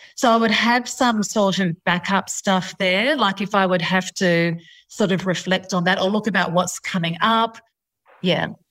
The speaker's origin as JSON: {"language": "English", "country": "India", "said": "I come from India."}